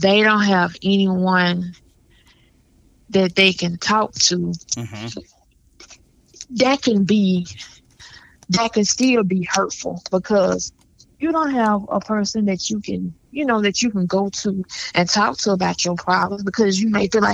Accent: Birmingham, Alabama, United States; moved away; also born or lived in Atlanta, Georgia; I'm originally from Birmingham, Alabama. I'm back here now.

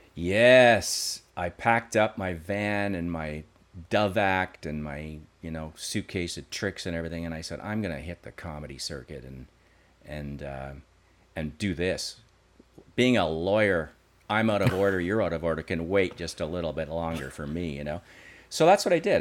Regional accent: Creighton Mine, Ontario, Canada; I grew up in a little town outside of Sudbury called Creighton Mine.

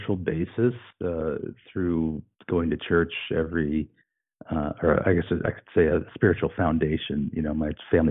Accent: Colorado, United States; moved away as an adult; now in Fraser Valley, Canada; in Colorado, where I had been since I was 10 years old

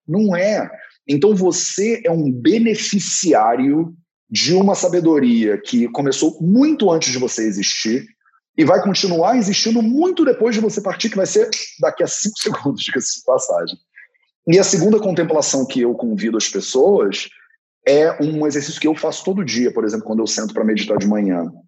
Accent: Rio de Janeiro, Brazil; Eu sou carioca, nasci numa família flamenguista, então eu sou carioca, flamenguista, homem, branco, hétero

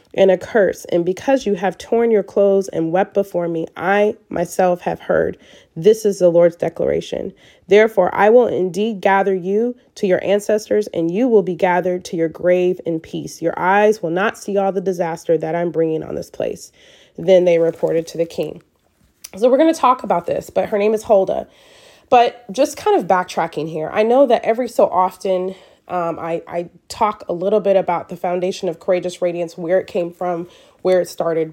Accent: Michigan, United States; moved away; we're from Michigan

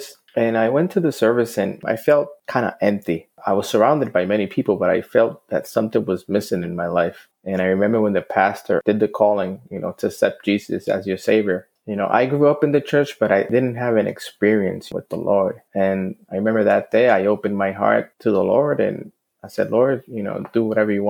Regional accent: Fajardo, Puerto Rico; I grew up in Fajardo, Puerto Rico

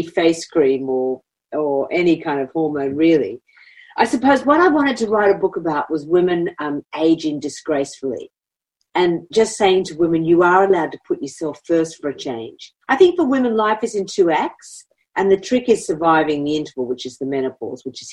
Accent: Australia; as Australian women

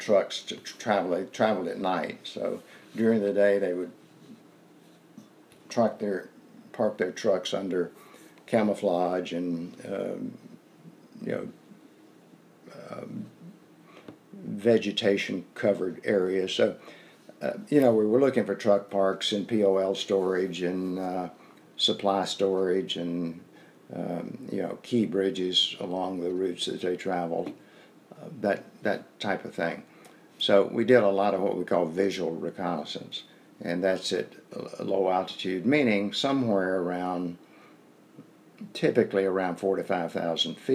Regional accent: North Carolina, United States; accent: southern; I told him I was from North Carolina

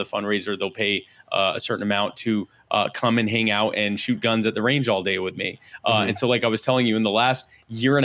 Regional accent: Myrtle Beach, South Carolina, United States; also born or lived in Baltimore, Maryland; living in Myrtle Beach as a child.

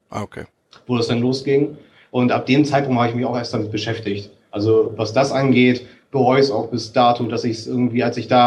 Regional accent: Kiel, Schleswig-Holstein, Germany; die dann auf der Kieler Woche, ich bin ja in Kiel groß geworden, für einen Euro jeweils das Stück vertickt

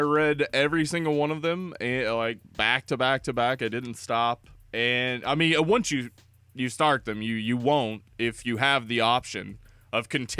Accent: the South, United States; We are both from Jefferson County.

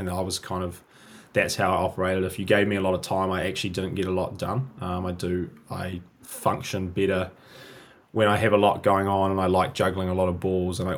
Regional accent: Auckland, New Zealand; also born or lived in Sydney, Australia; I was born and raised in New Zealand. I was born in Auckland in the big city and have pretty much lived in New Zealand my entire life.

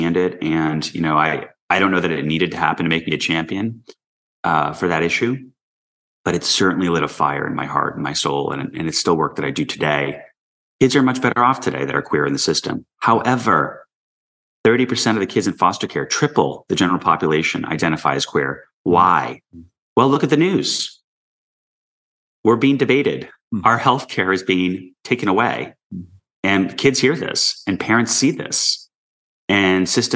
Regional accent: New York City, New York, United States; I grew up in New York City in the early 80s

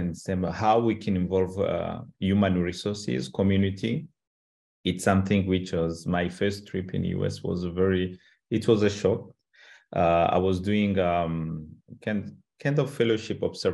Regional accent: Rwanda; English is a second language; in a Rwandan culture

